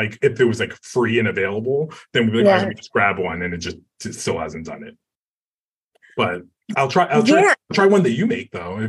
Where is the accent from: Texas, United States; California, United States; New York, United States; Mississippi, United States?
New York, United States; New York City; moved away as an adult; now in Los Angeles, United States; I just moved to LA. It's been 2 years. I've lived in LA. I'm a New Yorker through and through.